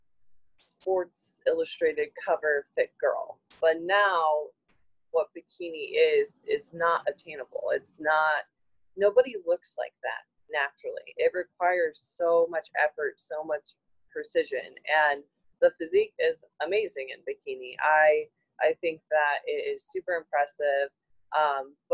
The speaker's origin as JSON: {"language": "English", "region": "Ohio", "country": "United States", "said": "I'm from Ohio"}